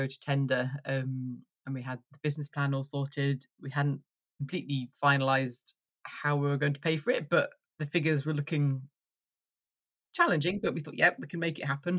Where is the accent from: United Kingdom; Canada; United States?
United Kingdom; Yorkshire and the Humber; moved away as an adult; also born or lived in York / Edinburgh / East Lothian; now in Duffus, Moray, United Kingdom; I grew up in Yorkshire in the countryside